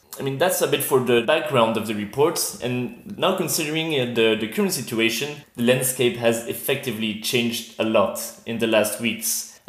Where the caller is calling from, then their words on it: Brussels, Brussels-Capital Region, Belgium; So I'm calling from my home in Brussels.